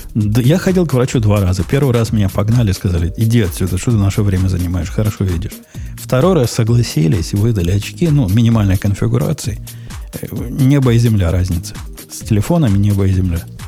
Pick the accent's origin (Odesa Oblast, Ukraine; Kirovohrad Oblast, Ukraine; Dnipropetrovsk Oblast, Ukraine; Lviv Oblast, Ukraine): Kirovohrad Oblast, Ukraine; Kropyvnytskyi; я из Кировограда